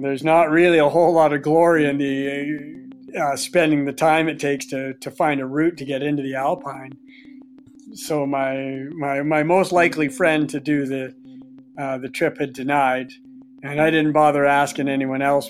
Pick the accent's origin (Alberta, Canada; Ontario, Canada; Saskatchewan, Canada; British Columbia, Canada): British Columbia, Canada; Quadra Island; I grew up on Quadra Island